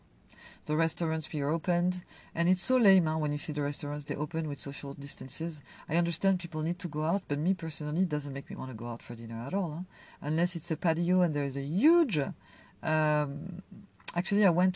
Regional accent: France; also born or lived in Algeria (family ancestry); now in United States; I come from France

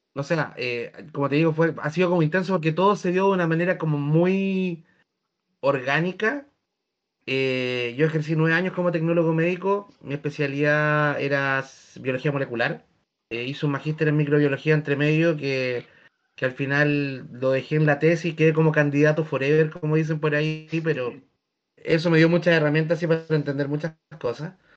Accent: Chile; also born or lived in southern Chile; estoy trabajando en mi ciudad natal

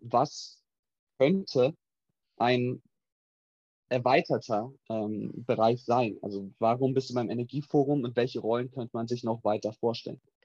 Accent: Berlin, Germany; moved away as an adult; now in Aachen, Germany; drei Monate in Berlin, wo ich herkomme.

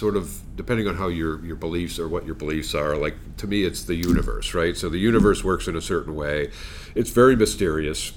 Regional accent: Longmeadow, Massachusetts, United States; I grew up in Longmeadow

